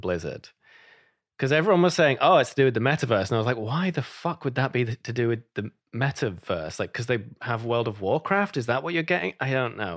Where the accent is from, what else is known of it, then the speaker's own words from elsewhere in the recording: United Kingdom; moved away; I'm British